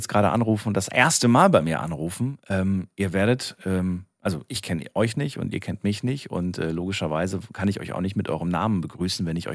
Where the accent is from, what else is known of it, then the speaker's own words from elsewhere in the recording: Frankfurt, Hesse, Germany; wir kommen beide aus Frankfurt und wir heißen beide ….